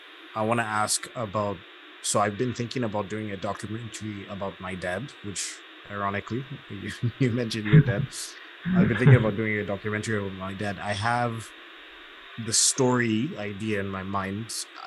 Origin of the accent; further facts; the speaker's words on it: Zambia; born there; So basically, to keep the story brief, I was born in Zambia. My dad's obviously Zambian, Southern Africa.